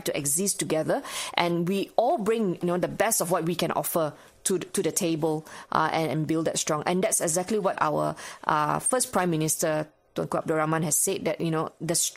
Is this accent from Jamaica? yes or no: no; Subang Jaya, Selangor, Malaysia; also born or lived in Australia; my hometown, Subang Jaya